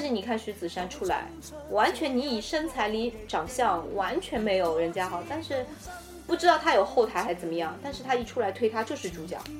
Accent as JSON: {"language": "Chinese", "region": "Shanghai", "country": "China", "said": "我们上海人"}